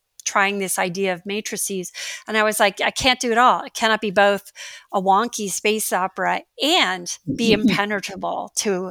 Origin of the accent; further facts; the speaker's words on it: Iowa, United States; my personal experience growing up in Iowa in the 1960s